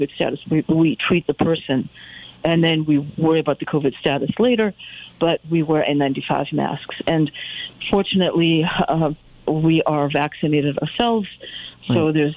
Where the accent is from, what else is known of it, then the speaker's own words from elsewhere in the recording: Connecticut, United States; I grew up in Connecticut, and I love this area